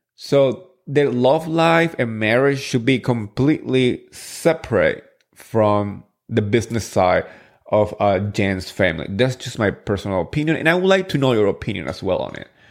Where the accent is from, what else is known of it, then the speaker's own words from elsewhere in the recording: New Jersey, United States; I'm from Jersey